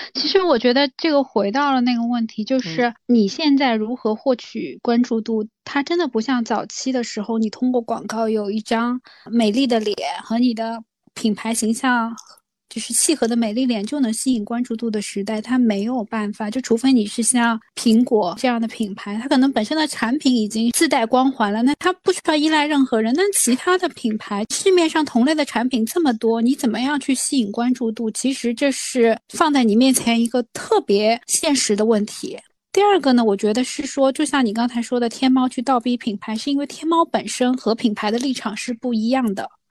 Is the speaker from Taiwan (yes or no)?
no; China; 但是我们中国人本质上特别喜欢做父母